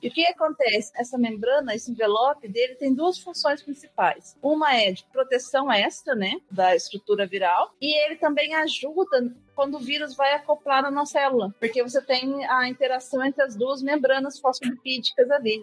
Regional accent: Botelhos, Minas Gerais, Brazil; moved away; eu sou mineira, eu sou de sou do, do sul de Minas, de Botelho, chama cidade, fica perto de Poço de Caldas

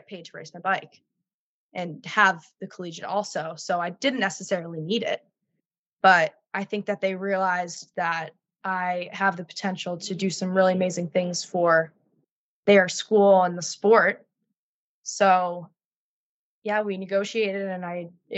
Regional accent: New England, United States; I am from New England.

